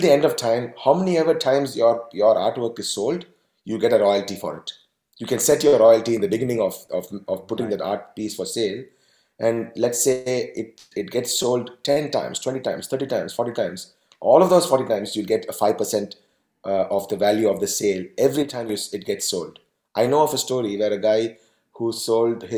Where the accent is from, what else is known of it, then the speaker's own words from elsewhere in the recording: Tamil Nadu, India; I am from Tamil Nadu.